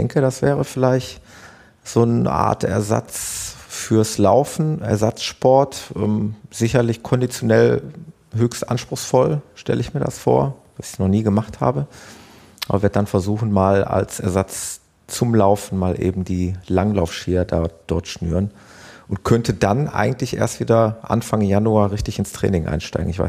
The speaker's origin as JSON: {"language": "German", "country": "Netherlands", "said": "Das ist ein Klassiker bei uns in Hol Holland"}